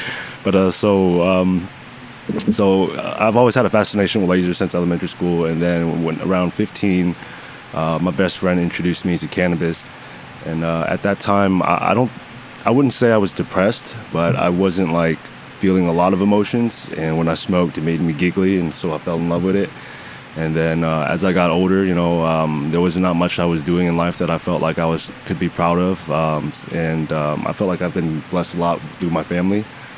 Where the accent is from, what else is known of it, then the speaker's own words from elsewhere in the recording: Atlanta, Georgia, United States; In Atlanta, Georgia.